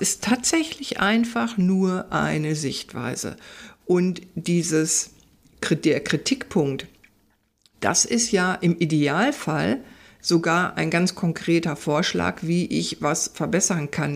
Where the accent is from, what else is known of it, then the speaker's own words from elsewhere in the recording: Ruhr area, North Rhine-Westphalia, Germany; ich komme ja aus dem Pott. Ruhrpott sozusagen, ja. aus dem Kohlenpott